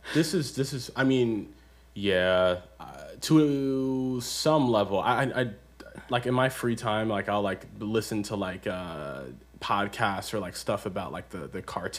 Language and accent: English; Baltimore, Maryland, United States; I'm from Baltimore